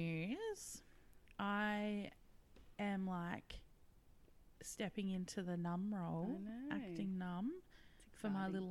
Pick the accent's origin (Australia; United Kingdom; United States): Australia; WA, Western Australia; moved away; it's my home state and I'm like, love it.